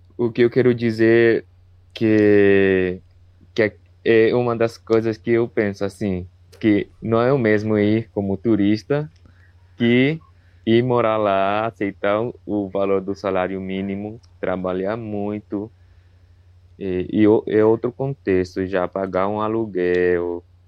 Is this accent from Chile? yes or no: yes; Chile; Portuguese is a second language; sou do Chile